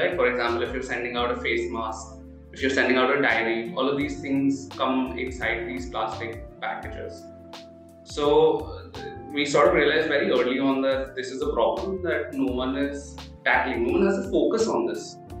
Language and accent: English; Delhi, India; Yeah, so in my case, honestly, I did not know much about sustainability, right?